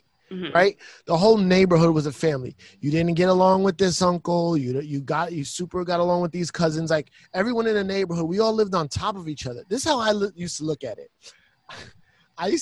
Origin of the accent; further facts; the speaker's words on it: New York City, New York, United States; Growing up in the Bronx in New York City in the 80s was fun and rough